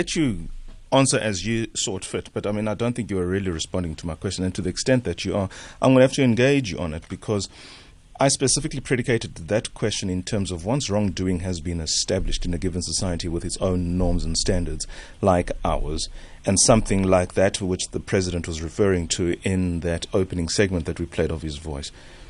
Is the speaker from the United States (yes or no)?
no; South Africa; And that doesn't make for good reading or for good experience as a South African woman in particular.